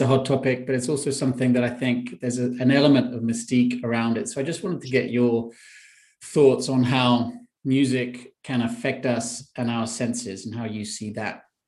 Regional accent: London, United Kingdom; I'm in London, my hometown

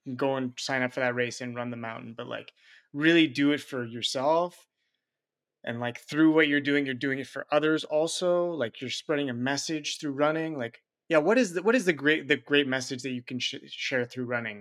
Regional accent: Montreal, Quebec, Canada; now in Switzerland; I'm originally from Montreal, but I'm living in Switzerland

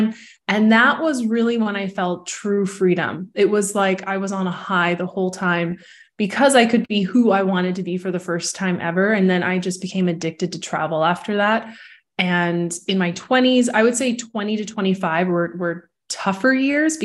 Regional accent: Vancouver, British Columbia, Canada; moved away as an adult; also born or lived in Toronto, Canada / Mexico; now in Barcelona, Spain; I'm from Vancouver, Canada, and left Vancouver as a young adult, spent 13 years in Toronto.

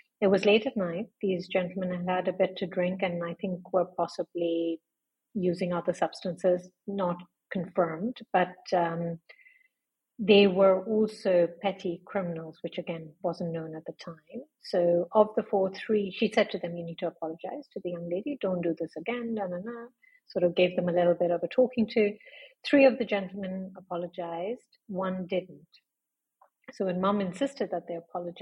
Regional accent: Lucknow, Uttar Pradesh, India; accent: British; moved away as an adult; also born or lived in London, United Kingdom; now in Dubai, United Arab Emirates; I grew up in a small town in northern India called Lucknow.

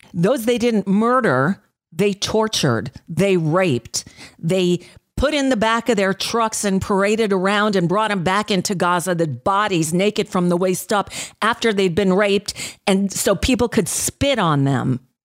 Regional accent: United States; As an American Jew

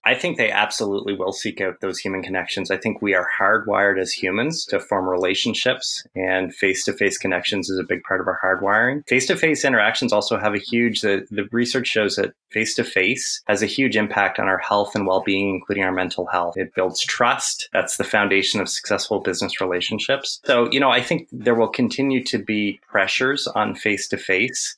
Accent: Ontario, Canada; also born or lived in Ottawa, Canada; I'm I'm Canadian. I live in a little village that has actually been kind of subsumed by the capital of Canada, Ottawa

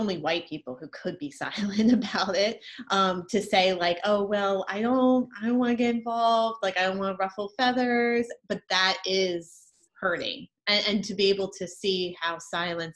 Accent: Richmond, Virginia, United States; I'm from Richmond, Virginia

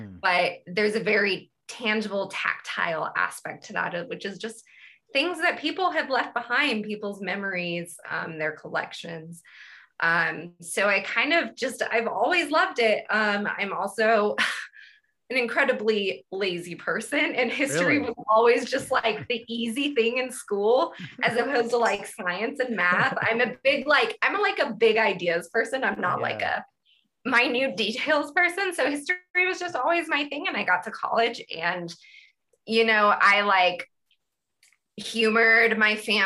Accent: Fresno, California, United States; growing up in California in Fresno

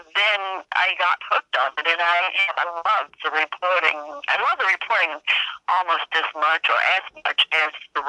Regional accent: the South, United States; I grew up in the South

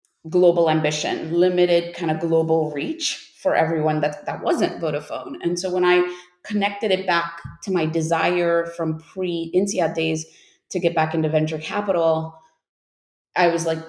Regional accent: United States; moved away as an adult; I'm American

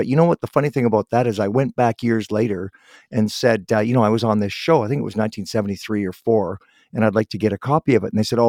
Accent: Guelph, Ontario, Canada; I was born in Guelph, so I lived around there when I was younger.

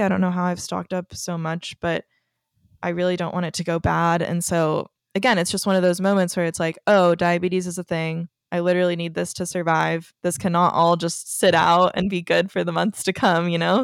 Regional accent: Texas, United States; moved away as an adult; now in Los Angeles, United States; I am from Texas, if you don't already know that, and so I've only been in L A a couple years

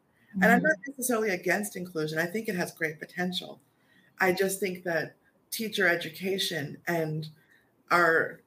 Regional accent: New York, United States; I'm from New York.

